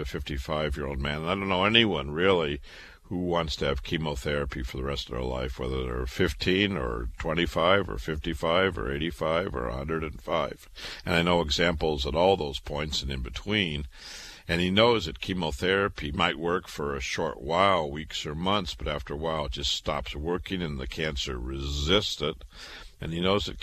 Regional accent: Waterloo, Iowa, United States; now in New York City, United States; I was born and raised in Waterloo, Iowa, went to public school

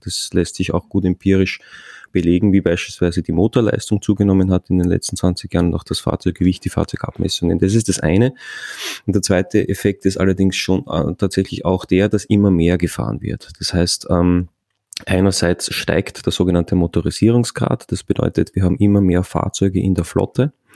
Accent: Austria; bei uns in Österreich

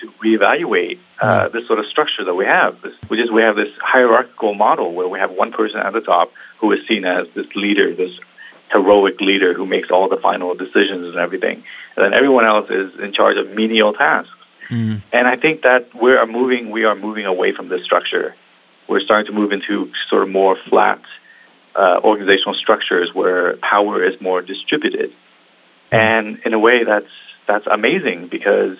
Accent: Vietnam; now in Seattle, United States; I was born in Vietnam, and my family, we left Vietnam in 89. And it came over here

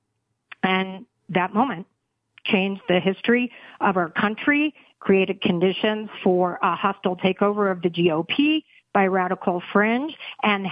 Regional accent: Texas, United States; as a Texan

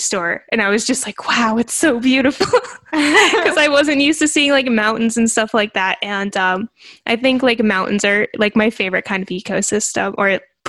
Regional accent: Illinois, United States; now in Florida, United States; I live in Florida. Before that, I grew up in Illinois, believe it or not.

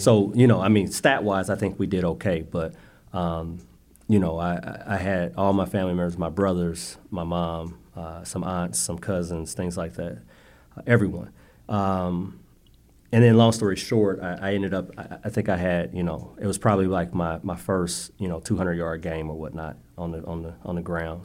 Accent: Indianapolis, Indiana, United States; I'm from the west side of Indy. Uh, grew up near, uh, Marion College, uh, Riverside

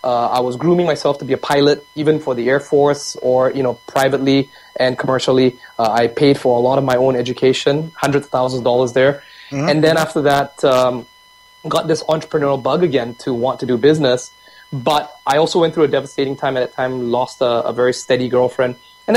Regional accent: Vancouver, British Columbia, Canada; also born or lived in Singapore / Japan; I was born in Singapore in the late 70s, immigrated to Canada and to Vancouver by the age of 12, spent 12 years here growing up, naturalizing, identifying myself as a Canadian

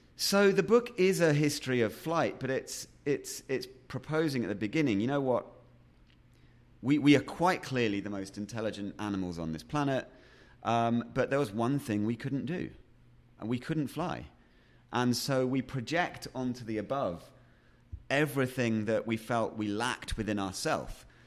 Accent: Yorkshire and the Humber, United Kingdom; also born or lived in Sheffield; I was born in Sheffield, which is a industrial town, or was at the time, up in the middle of England. Um, and then we moved fairly quickly, um, out to a little mining village, um, out in Yorkshire

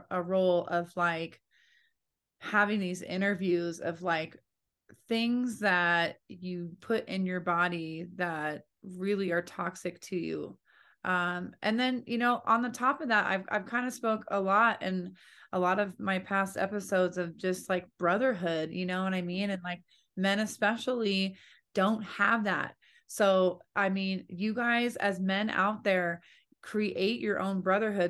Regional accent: California, United States; I grew up in California listening to 90s hip hop

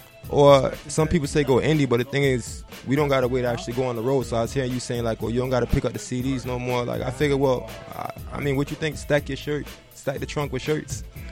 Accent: Fort Lauderdale, Florida, United States; also born or lived in Jamaica; Originally from Jamaica. I grew up in Fort Lauderdale.

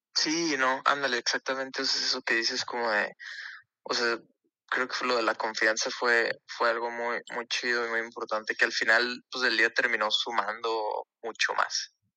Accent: Ciudad Juárez, Chihuahua, Mexico; also born or lived in El Paso, Texas, United States; nosotros somos de Juárez, El Paso.

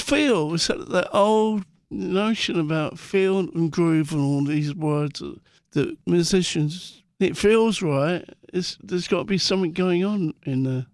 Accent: London, United Kingdom; growing up in Muswell Hill

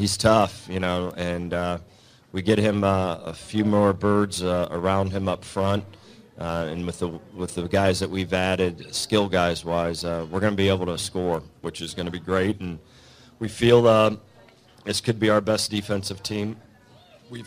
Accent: South Florida, United States; moved away; I grew up in South Florida

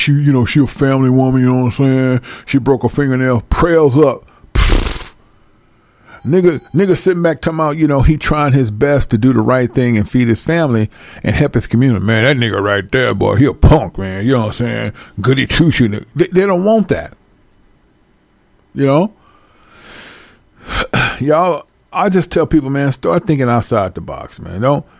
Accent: Centreville, Illinois, United States; I'm from, I'm from Centerville, Illinois. Okay. What's that by? It's by East Saint and it's by St. Louis.

